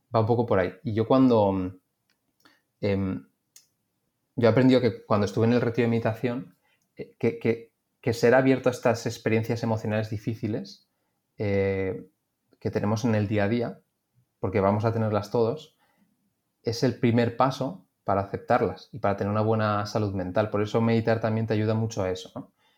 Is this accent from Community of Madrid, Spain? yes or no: yes; Madrid, Community of Madrid, Spain; Yo que soy de Madrid